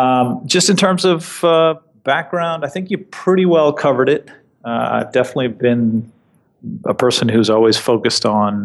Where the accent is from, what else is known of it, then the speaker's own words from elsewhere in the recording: New York, United States; as an East Coaster, as a New Yorker, that has definitely been a change. But it's been as many things as I've come to expect growing up in New York that aren't here